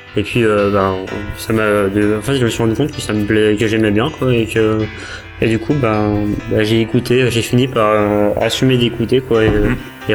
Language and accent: French; France; quand on est français